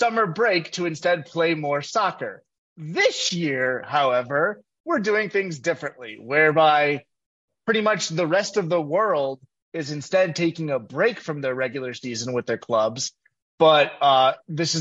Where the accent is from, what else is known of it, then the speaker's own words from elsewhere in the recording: Georgia, United States; I'm from Georgia